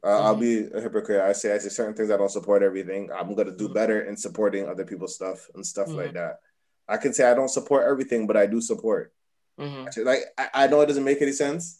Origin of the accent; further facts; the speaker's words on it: Jamaica; I'm a Jamaican